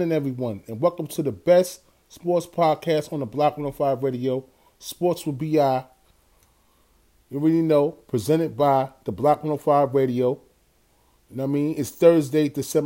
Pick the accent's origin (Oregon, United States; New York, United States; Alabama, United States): New York, United States; New York City; My hometown, New York City